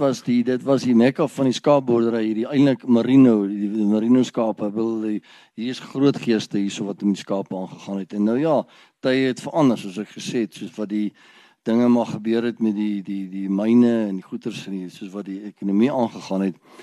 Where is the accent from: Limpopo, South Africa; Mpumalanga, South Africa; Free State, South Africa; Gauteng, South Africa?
Mpumalanga, South Africa; Ermelo; ek het groot geword in Ermelo. Ek is gebore in Ermelo